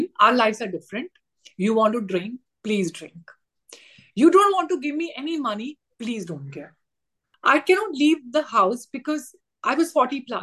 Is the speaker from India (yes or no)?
yes; India; as an Indian female